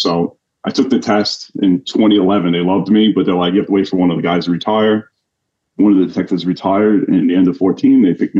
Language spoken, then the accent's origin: English; Suffolk County, Long Island, New York, United States; I'm from originally out in Suffolk County, Long Island, New York. So always, you know, born and raised.